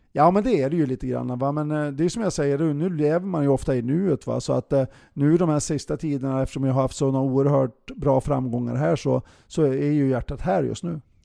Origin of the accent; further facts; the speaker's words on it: Bjästa, Västernorrland County, Sweden; moved away; jag är från Övik eller från Bjästa